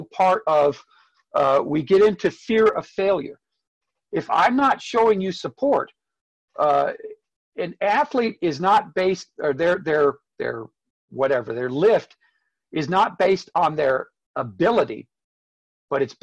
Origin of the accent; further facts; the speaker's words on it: United States; also born or lived in Spain; I'm an American